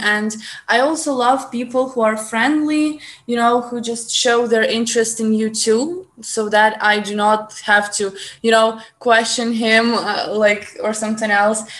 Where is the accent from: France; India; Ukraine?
Ukraine; accent: Ukrainian; English is a second language